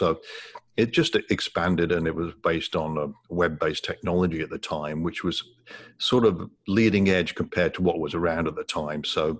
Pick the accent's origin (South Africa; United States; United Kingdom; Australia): United Kingdom; England; moved away as an adult; also born or lived in Ottawa, Canada; when I was growing up in England, I had a decent job, but I was offered an opportunity in Ottawa, Canada, to work for a technology company